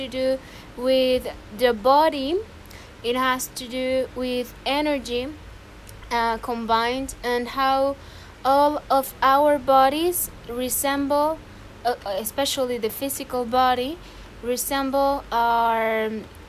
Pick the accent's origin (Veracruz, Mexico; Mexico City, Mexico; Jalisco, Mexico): Veracruz, Mexico; Xalapa; I am from Jalapa, Veracruz, Mexico